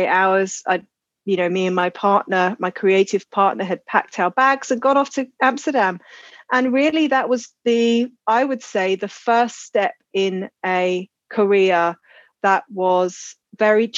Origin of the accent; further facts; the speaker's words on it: Croydon, London, United Kingdom; I grew up in Croydon, which is a suburb of Southeast London.